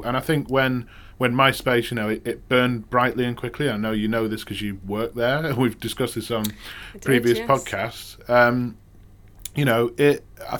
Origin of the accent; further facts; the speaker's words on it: Manchester, North West England, United Kingdom; I'm from Manchester, apparently if I'd go back to Manchester within a couple of days, I'd be talking more Mancunian because you kind of soak it up.